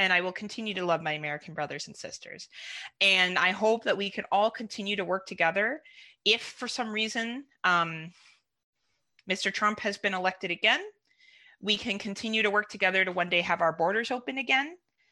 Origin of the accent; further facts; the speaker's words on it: Canada; being a Canadian